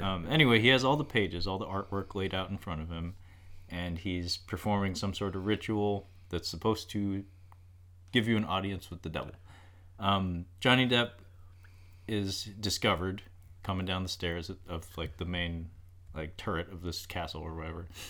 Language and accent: English; United States; as an American who hasn't really traveled much